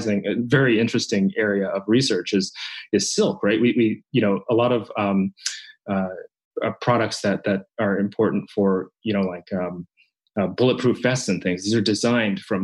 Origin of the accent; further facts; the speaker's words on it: Japan; moved away; a child growing up in Japan. I'm Japanese